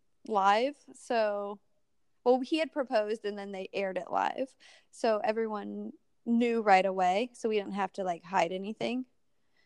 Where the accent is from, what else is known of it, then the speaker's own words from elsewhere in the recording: Ohio, United States; moved away as an adult; also born or lived in Los Angeles, California; now in South Carolina, United States; I grew up in Ohio, and then I moved to Los Angeles a year after I graduated college